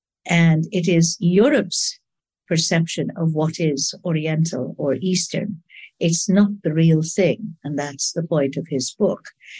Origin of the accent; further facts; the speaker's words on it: Egypt; I grew up under a colonial yoke, no question. I went to an English school and wished I came from Surrey, which I didn't.